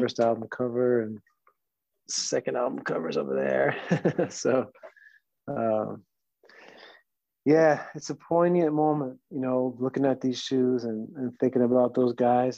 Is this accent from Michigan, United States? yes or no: no; New Jersey, United States; also born or lived in New York; i was born in new york um, pretty much grew up in New Jersey